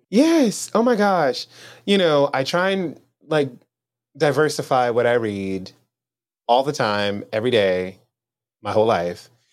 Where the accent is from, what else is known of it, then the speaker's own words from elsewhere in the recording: Louisiana, United States; moved away as an adult; also born or lived in New Orleans, Louisiana; now in Austin, United States; I'm from Louisiana in general but I've spent the past five years living in New Orleans